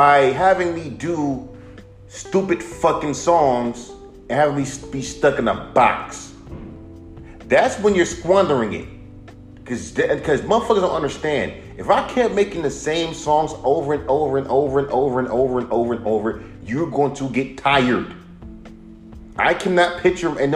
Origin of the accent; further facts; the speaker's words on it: West Coast, United States; now in Inglewood, United States; I'm from the West Coast. I live in Inglewood.